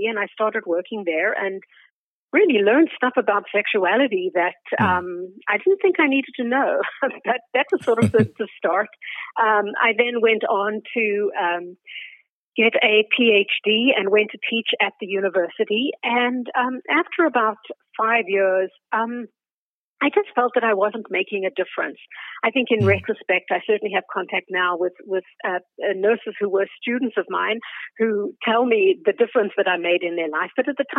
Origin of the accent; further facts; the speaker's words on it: South Africa; moved away as an adult; now in Canada; So I'm originally from South Africa, which you may be able to tell from my accent. It has a Canadian veneer on it because we've been here for almost 40 years. I immigrated with my husband and a 5.5-month-old baby in the mid-80s.